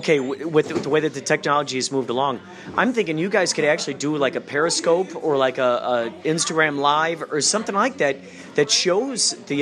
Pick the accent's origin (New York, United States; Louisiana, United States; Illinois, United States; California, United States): Illinois, United States; Chicago; I grew up out in the Chicagoland area